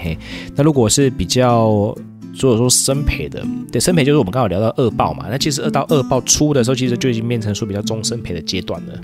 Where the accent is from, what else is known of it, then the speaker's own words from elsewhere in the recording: Taiwan; 像我台湾人吃面，喜欢吃汤面的话